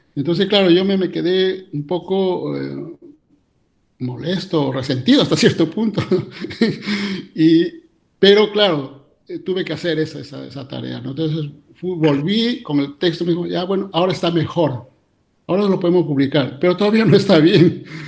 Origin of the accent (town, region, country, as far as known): San Miguel, Cajamarca, Peru; born or raised there; moved away as an adult; also born or lived in Lima, Peru / Germany; now in Vienna, Austria